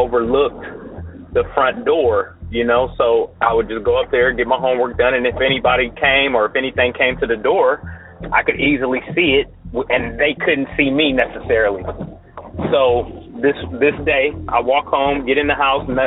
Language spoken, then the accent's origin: English; Columbus, Ohio, United States; My story takes place in Columbus, Ohio. This was probably, you know, early 90s. I was in the fifth grade at the time